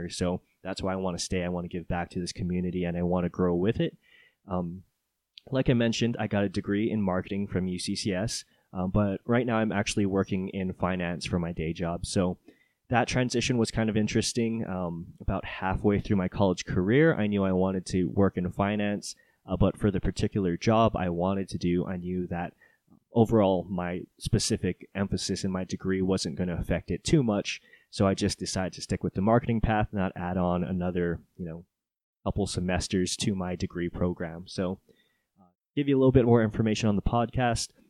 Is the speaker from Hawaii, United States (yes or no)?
yes; Oahu, Hawaii, United States; also born or lived in Japan / California; I'm not a Colorado native. I was born and raised in Hawaii on the island of Oahu. And I moved around a little bit during my childhood. My stepdad was in the Navy, so I was a military brat.